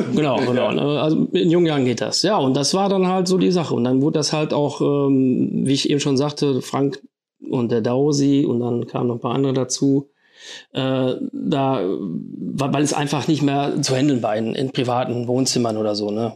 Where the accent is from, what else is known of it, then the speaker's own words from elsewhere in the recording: Fredeburg, North Rhine-Westphalia, Germany; ich bin auch gebürtiger Fredeburger